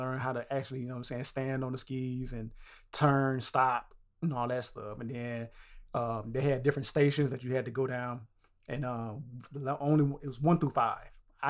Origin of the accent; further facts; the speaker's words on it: the South, United States; We are from the South.